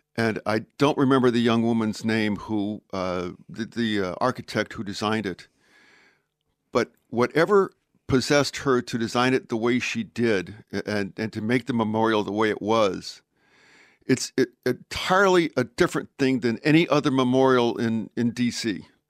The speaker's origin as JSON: {"language": "English", "town": "Pueblo", "region": "Colorado", "country": "United States", "tie": "born or raised there", "moved": "yes", "said": "I was born in Colorado, and I was born in a relatively small town, the town of Pueblo"}